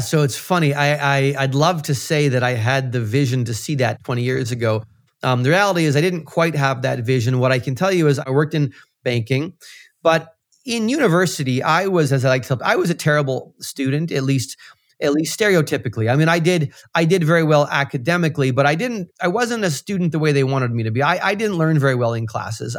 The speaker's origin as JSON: {"language": "English", "region": "central Canada", "country": "Canada", "tie": "born or raised there", "moved": "as an adult", "lives_now": "Toronto, Canada", "said": "I grew up in Central Canada and came to Toronto, uh, after university"}